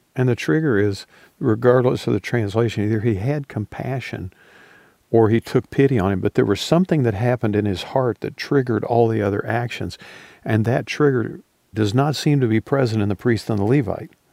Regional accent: the South, United States; Growing up in the South

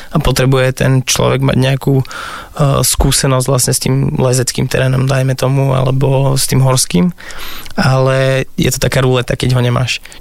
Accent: Žilina Region, Slovakia; ja som z Oravy, a oco nám stával také uh, tunele v snehu, kde sme sa nah- nah- naháňali

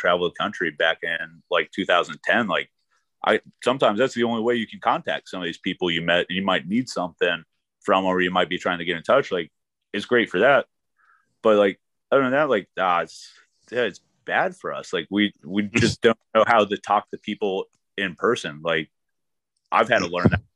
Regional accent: Denver, Colorado, United States; now in Philadelphia, United States; I grew up in Denver, then moved up to the mountains.

